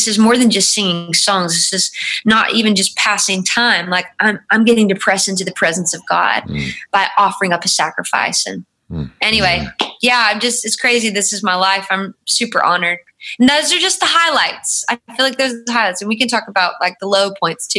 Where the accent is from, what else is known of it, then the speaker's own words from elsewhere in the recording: North Carolina, United States; moved away as an adult; also born or lived in Chicago; You know, he's from Chicago and I'm from North Carolina.